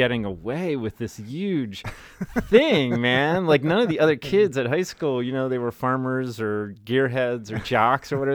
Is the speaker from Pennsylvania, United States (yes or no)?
yes; Greencastle, Pennsylvania, United States; moved away as an adult; now in Frederick, United States; growing up in South Central Pennsylvania